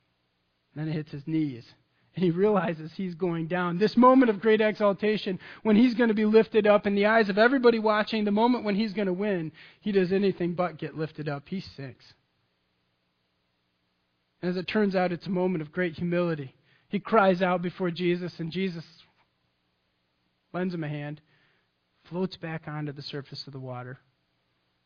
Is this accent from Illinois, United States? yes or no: no; Michigan, United States; I'm from Michigan. I grew up on Lake Michigan.